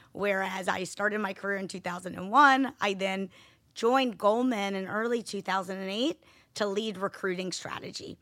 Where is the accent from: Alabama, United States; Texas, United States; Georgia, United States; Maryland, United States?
Georgia, United States; Atlanta; I was born and raised in Atlanta, Georgia